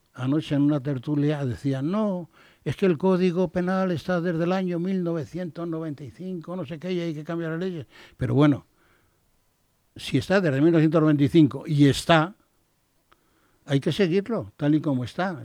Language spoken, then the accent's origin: Spanish; Spain; como español